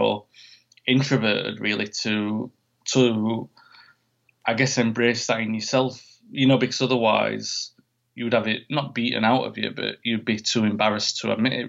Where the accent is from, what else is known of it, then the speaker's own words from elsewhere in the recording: Sheffield, Yorkshire and the Humber, United Kingdom; my hometown, Sheffield